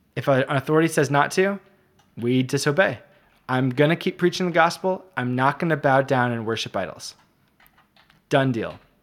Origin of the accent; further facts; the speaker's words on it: United States; as American